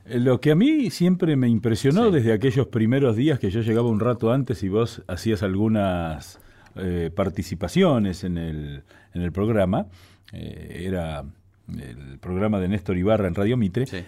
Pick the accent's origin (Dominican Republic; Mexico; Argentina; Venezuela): Argentina; Buenos Aires; yo soy porteño, he nacido aquí